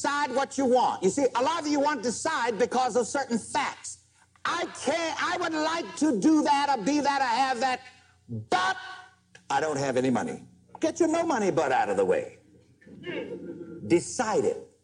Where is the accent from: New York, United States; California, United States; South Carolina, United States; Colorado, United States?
South Carolina, United States; growing up in South Carolina, in conditions just one step from slavery